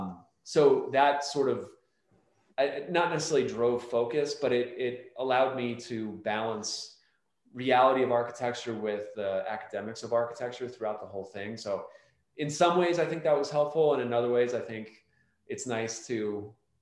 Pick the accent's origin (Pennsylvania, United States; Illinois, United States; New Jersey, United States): Pennsylvania, United States; north of Philadelphia; moved away as an adult; now in Denver, United States; we both grew up a little bit north of Philly in like the suburbs and the rural areas of Pennsylvania